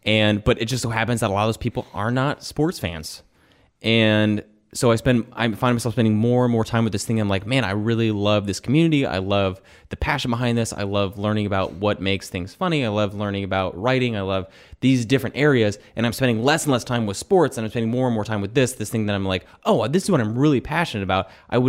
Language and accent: English; Kentucky, United States; moved away; I grew up in Kentucky where basketball is religion